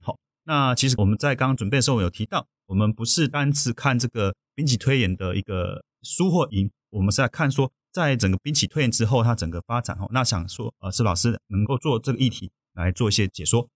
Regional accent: Taiwan; 我们台湾这边

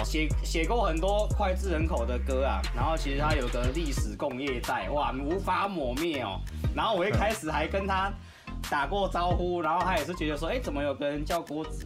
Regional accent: Kaohsiung, Taiwan; 我是高雄人

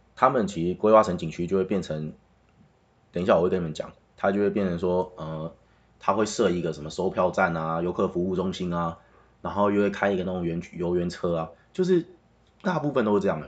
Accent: Taiwan; 因为我是台湾人

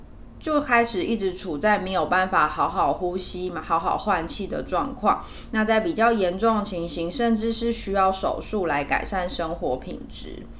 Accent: Taiwan; 我们台湾人最喜欢养的小型犬

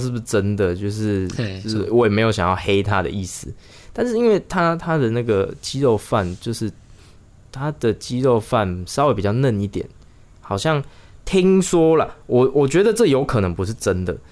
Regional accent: Chiayi, Taiwan; moved away; 我们都是嘉义人

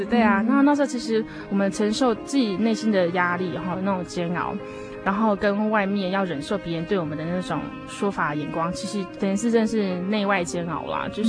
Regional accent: Hualien, Hualien County, Taiwan; 其实我是来自于花莲，我是花莲人。

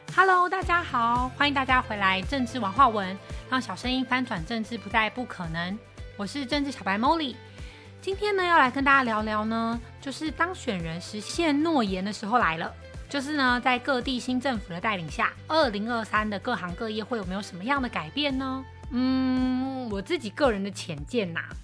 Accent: Taiwan; 即使我是台湾人

